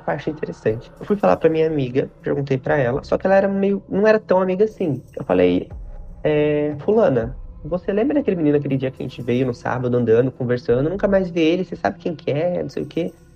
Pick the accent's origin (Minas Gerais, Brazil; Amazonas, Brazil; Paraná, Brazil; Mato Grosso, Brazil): Paraná, Brazil; also born or lived in Curitiba; now in São Paulo, Brazil; Eu moro em São Paulo, mas eu nasci e cresci no Paraná